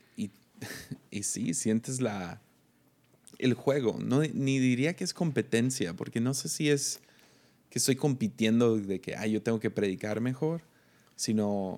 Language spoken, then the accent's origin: Spanish; Tepic, Nayarit, Mexico; soy de Tepic